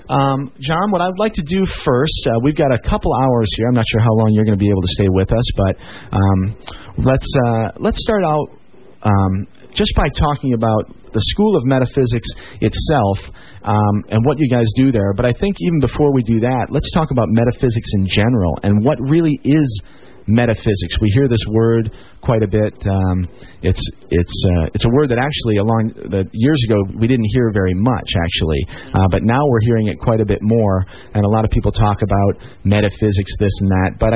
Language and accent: English; Chicago, Illinois, United States; I'm from Chicago.